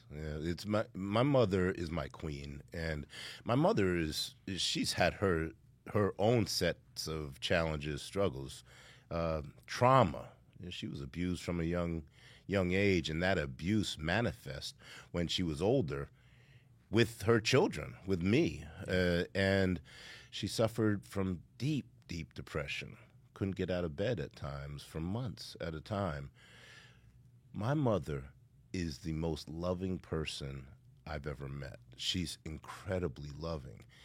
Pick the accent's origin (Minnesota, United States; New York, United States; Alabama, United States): New York, United States; Yonkers; I grew up in Yonkers, New York during the crack epidemic